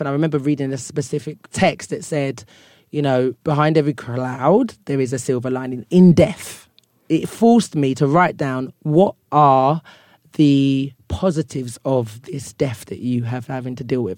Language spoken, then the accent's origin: English; London, United Kingdom; accent: Cockney; moved away as an adult; now in Ghana; growing up in London